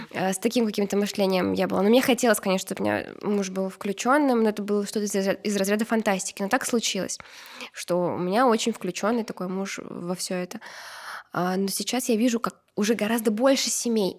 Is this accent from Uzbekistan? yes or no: yes; Uzbekistan; я из Узбекистана